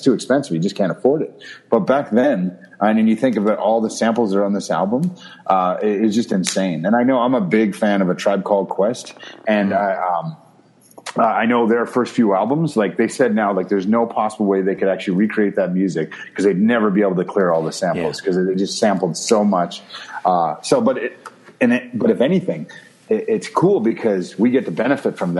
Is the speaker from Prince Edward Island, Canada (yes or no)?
yes; Prince Edward Island, Canada; I'm from Prince Edward Island, a small little place, for those of you who don't know where it is, in Canada.